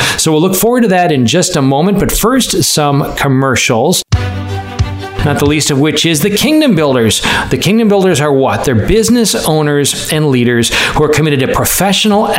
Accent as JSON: {"language": "English", "region": "Wisconsin", "country": "United States", "said": "I'm from Wisconsin"}